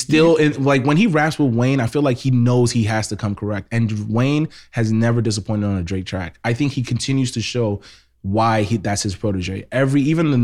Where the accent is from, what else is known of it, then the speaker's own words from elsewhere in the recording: Nigeria; I'm literally Nigerian